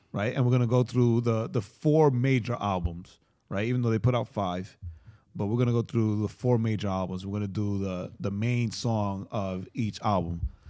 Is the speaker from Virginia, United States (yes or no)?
no; New York, United States; I'm from New York